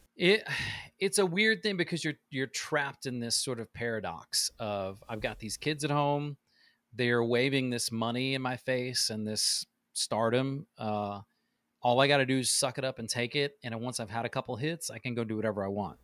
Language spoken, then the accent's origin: English; Midwest, United States; now in Nashville, United States; I love where I grew up. It's very Midwest farmer cornfields